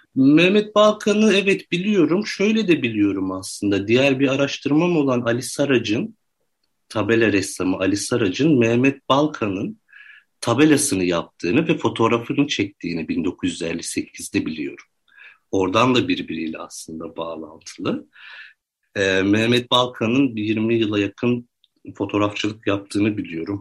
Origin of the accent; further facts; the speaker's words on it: Ordu, Turkey; ben Ordu'da doğdum. 1985 doğumluyum.